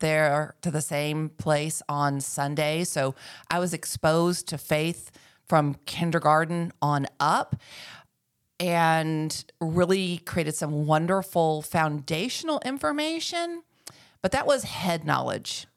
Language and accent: English; Dallas, Texas, United States; moved away as an adult; now in Northwest Arkansas, United States; I grew up in North Texas, uh, and, and of course in Dallas